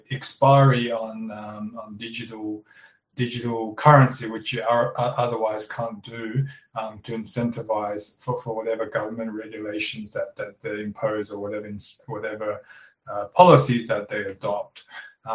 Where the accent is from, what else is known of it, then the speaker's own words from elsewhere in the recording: Australia; also born or lived in Shanghai, China; I was born in Shanghai, came to Australia when I was 9, migrated with my parents